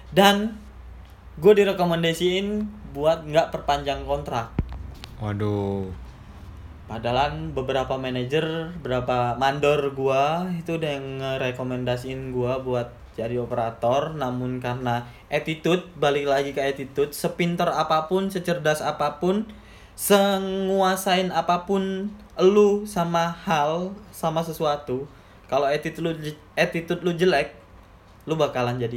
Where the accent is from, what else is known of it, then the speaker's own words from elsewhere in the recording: Malang, East Java, Indonesia; jadi skip aja kehidupan gue di Malang karena itu kampung gue karena gue nggak ngerantau di Malang